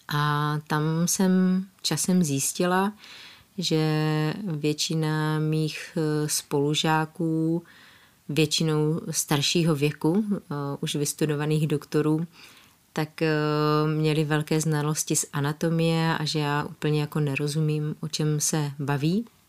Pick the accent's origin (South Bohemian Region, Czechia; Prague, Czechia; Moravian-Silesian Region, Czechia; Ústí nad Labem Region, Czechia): Moravian-Silesian Region, Czechia; a small village near Ostrava; also born or lived in Ecuador; Vyrůstala jsem na malé vesničce u Ostravy